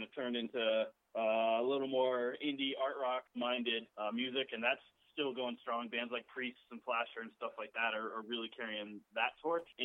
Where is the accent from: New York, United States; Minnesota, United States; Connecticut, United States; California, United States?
New York, United States; I grew up in New York